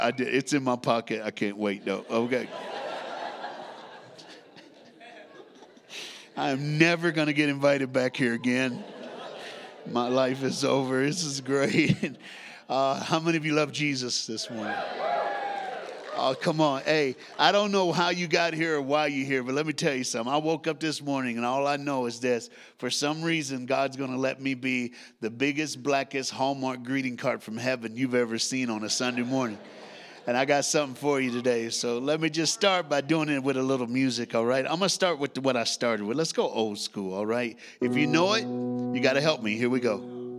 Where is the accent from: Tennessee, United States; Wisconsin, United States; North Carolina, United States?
Tennessee, United States; accent: Southern; moved away; I was born in a state called Tennessee. I grew up there, raised there, went to church there.